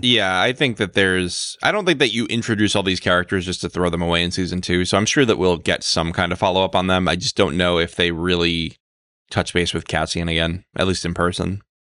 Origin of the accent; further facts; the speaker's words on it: United States; I'm an American